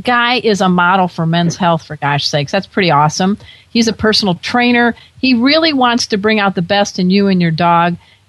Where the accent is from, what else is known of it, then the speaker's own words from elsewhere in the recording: Midwest, United States; now in Southern California, United States; I'm a girl from the Midwest